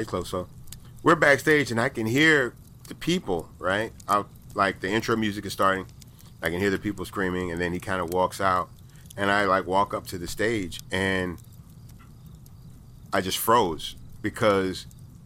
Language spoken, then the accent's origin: English; Port Arthur, Texas, United States; I'm from Port Arthur, Texas